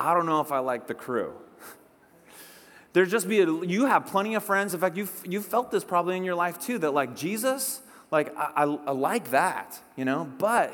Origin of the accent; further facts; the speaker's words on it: Whidbey Island, Puget Sound, Washington, United States; I grew up on Whidbey Island up in the Puget Sound